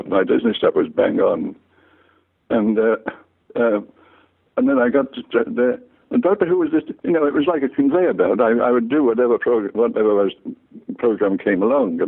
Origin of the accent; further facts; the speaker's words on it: Liverpool, North West England, United Kingdom; I was born in Liverpool in 1922.